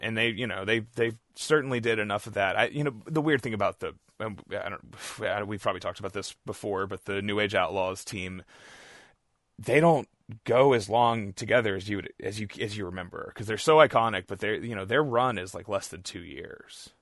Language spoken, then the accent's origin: English; Beaumont, Texas, United States; my hometown of Beaumont, Texas